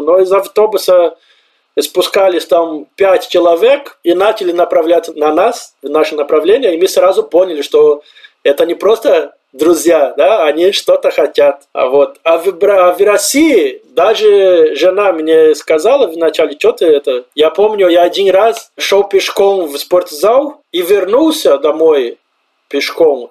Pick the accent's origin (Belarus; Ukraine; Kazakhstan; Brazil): Brazil; Russian is a second language; moved away as an adult; also born or lived in Colombia; now in Obninsk, Russia; Примерно так мы говорим в Бразилии